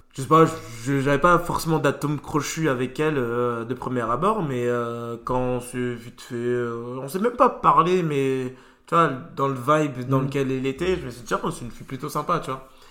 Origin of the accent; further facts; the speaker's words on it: France; j'ai grandi euh, en Europe, en France